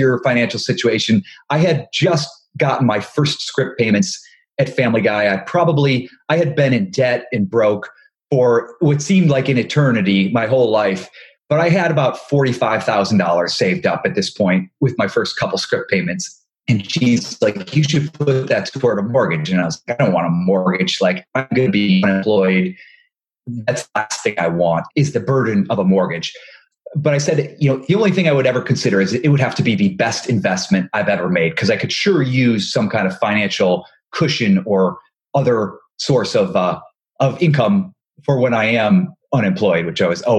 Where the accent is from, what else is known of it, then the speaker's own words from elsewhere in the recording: just outside of Cleveland, Ohio, United States; moved away as an adult; also born or lived in New York / Los Angeles; I'm originally from Ohio, just outside of Cleveland